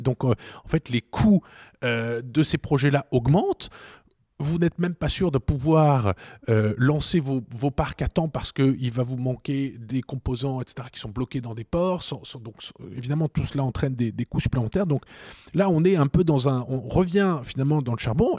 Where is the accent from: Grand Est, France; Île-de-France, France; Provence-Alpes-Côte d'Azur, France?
Grand Est, France; Strasbourg; j'ai grandi à Strasbourg dans un ménage franco-allemand